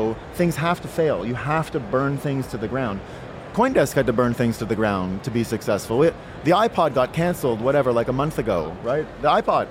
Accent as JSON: {"language": "English", "country": "Canada", "moved": "as an adult", "lives_now": "United States", "said": "I'm from Canada"}